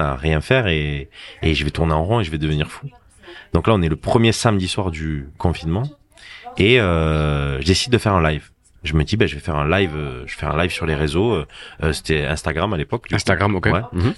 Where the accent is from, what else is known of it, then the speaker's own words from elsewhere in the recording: Agde, Occitania, France; je suis du Cap d'Agde. J'ai mhm. grandi au Cap d'Agde